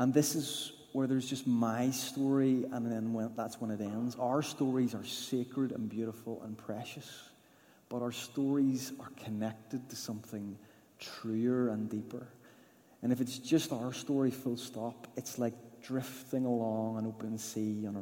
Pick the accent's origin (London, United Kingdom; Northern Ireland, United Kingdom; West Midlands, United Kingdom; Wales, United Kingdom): Northern Ireland, United Kingdom; Newtownards; growing up in the Baptist church in Newton Ards, and it was a brilliant upbringing in a lovely church